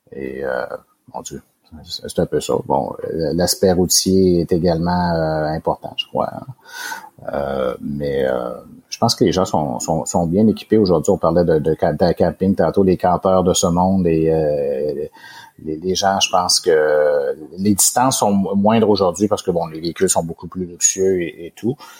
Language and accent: French; Quebec City, Quebec, Canada; also born or lived in Charlevoix; j'ai été élevé ici à Québec